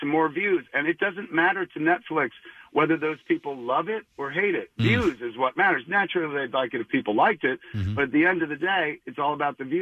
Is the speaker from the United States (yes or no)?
yes; Highlands, United States; now in Los Angeles, United States; I come to Highlands, my hometown, parking in front of my old home, 21 Jackson Street, and then I go replicating the walk that I used to take to high school